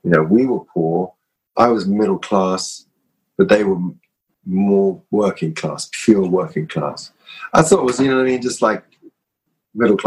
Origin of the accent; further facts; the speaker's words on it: London, United Kingdom; I grew up in North London, you know, Kilburn, Swiss Cross, where I grew up